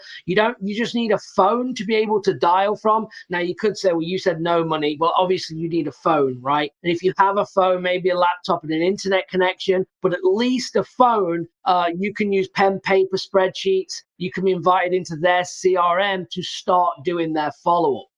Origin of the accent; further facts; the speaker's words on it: England, United Kingdom; moved away; I'm from England originally